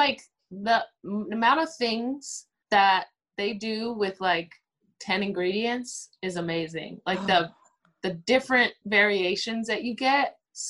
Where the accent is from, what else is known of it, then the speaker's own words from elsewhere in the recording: St. Croix, U.S. Virgin Islands; So as far as I'm from St. Croix, U.S. Virgin Islands, and I would say anytime I'm here and I can get a good stewed oxtail or stewed goat, curried goat, I go for it. That reminds me of home.